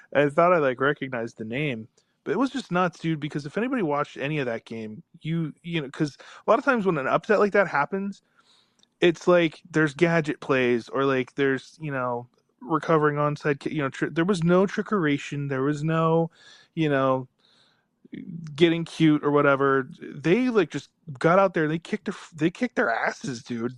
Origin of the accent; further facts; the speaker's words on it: North Carolina, United States; I grew up in North Carolina